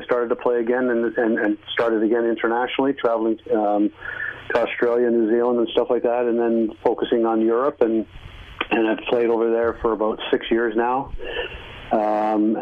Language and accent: English; Niagara Peninsula, Ontario, Canada; I grew up in the Niagara Peninsula